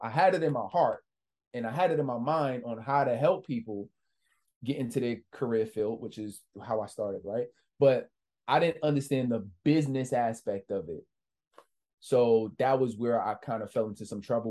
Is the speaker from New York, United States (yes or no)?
yes; New York City, New York, United States; I'm just a kid from the Bronx, New York.